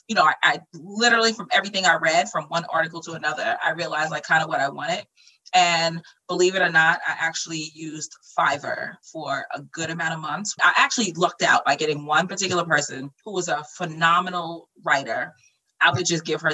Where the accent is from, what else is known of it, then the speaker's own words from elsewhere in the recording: Flushing, New York, United States; I grew up in Flushing in co-op buildings.